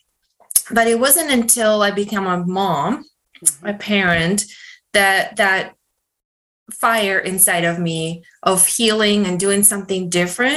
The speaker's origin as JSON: {"language": "English", "country": "Russia", "moved": "yes", "said": "Originally I'm from Russia"}